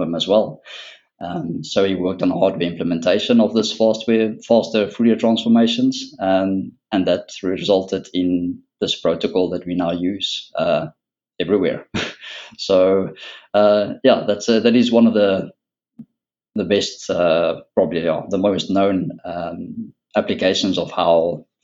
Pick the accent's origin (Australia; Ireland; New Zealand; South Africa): South Africa; moved away as an adult; now in Netherlands; Originally, I am from South Africa